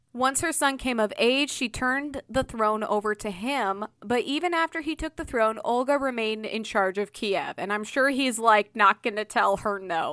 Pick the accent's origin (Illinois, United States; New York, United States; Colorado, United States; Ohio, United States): Illinois, United States; I was born in Illinois